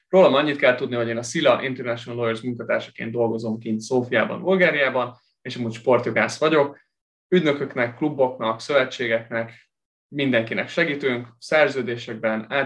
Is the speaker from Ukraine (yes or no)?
yes; Kyiv, Ukraine; mindketten Kievben nőttünk fel